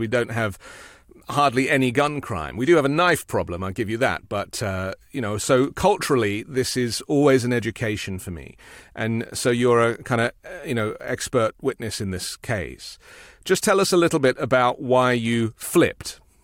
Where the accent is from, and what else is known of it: United Kingdom